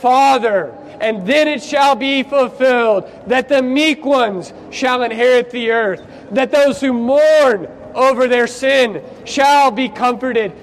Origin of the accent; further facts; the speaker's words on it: United States; moved away; I'm from America